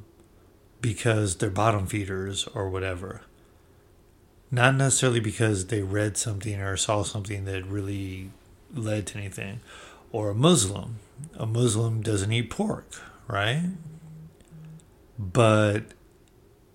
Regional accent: Bay Area, California, United States; I come from the Bay Area

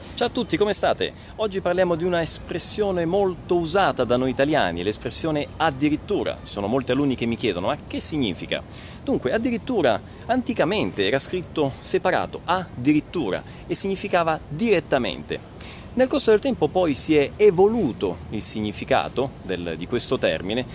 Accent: Italy; noi italiani

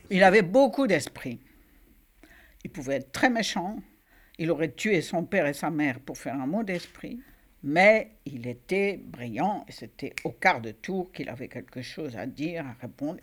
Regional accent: Oran, Oran Province, Algeria; moved away as an adult; je suis née à Oran, Algérie, le 23 novembre 1934

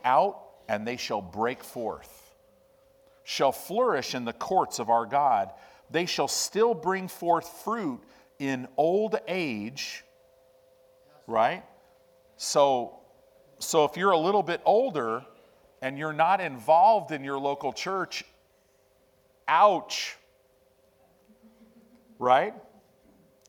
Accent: Chicago, Illinois, United States; also born or lived in Southern California; now in Omaha, United States; I grew up in Chicago. I grew up in Illinois

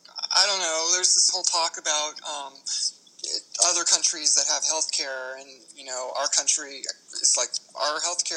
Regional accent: Palos Verdes, California, United States; also born or lived in Long Beach / Los Angeles; I grew up in Palos Verdes, and they had ticks there, too.

